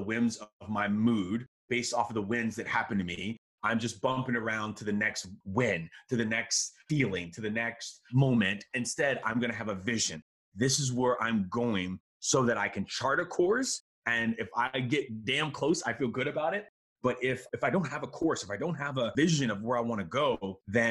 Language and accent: English; Miami, Florida, United States; also born or lived in Chicago; I grew up in Miami, but I was born in Chicago and all my family's there.